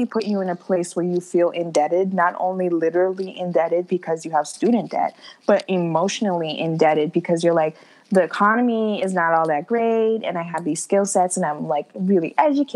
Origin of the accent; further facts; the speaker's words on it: New York, United States; Like I'm not from the islands. My heart and soul is from the islands. I was born here in New York